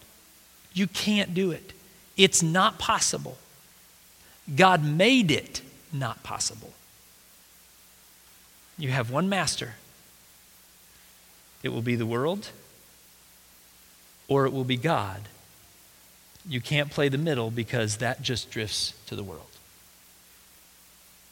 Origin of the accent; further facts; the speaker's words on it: United States; we as American Christians